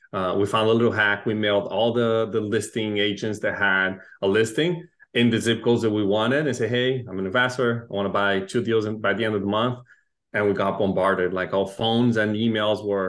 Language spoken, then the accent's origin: English; Brazil; moved away as an adult; also born or lived in Chile; now in United States; I was born in Chile, raised in Brazil, moved to the US about 10 years ago.